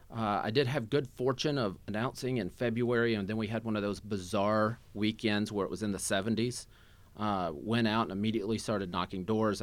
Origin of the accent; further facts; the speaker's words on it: Southeast Missouri, United States; moved away as an adult; now in Kansas City, United States; I was born and raised in Southeast Missouri